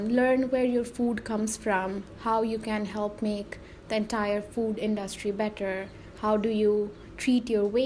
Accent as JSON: {"language": "English", "country": "Nepal", "lives_now": "Goshen, United States", "said": "I'm actually from Nepal, but I'm here in Goshen, Indiana to study environmental science."}